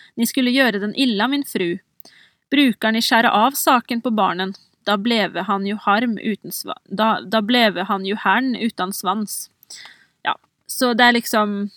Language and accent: Norwegian; Oppland, Innlandet, Norway; Jeg er jo sjøl fra Oppland, og jeg vokste opp med de OL-symbolene